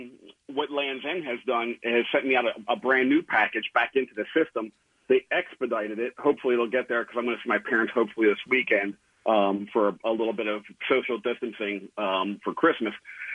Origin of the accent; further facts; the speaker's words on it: Red Hill, Pennsylvania, United States; now in Grand Rapids, United States; Hey, so I'm originally from Red Hill, Montgomery County. I live out in Grand Rapids, Michigan now.